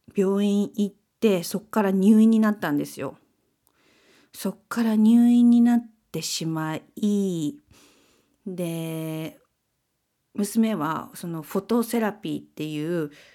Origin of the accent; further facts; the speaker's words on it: Kansai, Japan; moved away; 私たち関西出身なんで